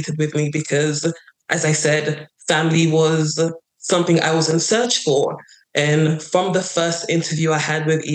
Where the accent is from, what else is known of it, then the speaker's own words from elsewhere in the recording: London, United Kingdom; moved away as an adult; also born or lived in Nigeria; now in United States; So from about 5 or 4, I lived in London. I went to school in London